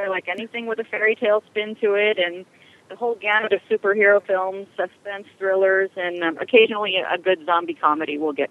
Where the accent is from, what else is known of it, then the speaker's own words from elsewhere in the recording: Italy; moved away; most of my experience actually was growing up in Italy